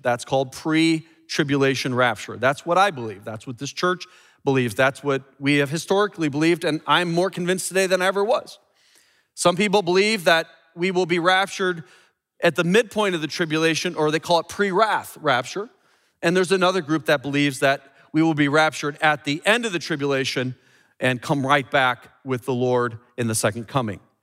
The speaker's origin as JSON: {"language": "English", "town": "Chicago", "region": "Illinois", "country": "United States", "said": "I'm from the Midwest here in Chicago"}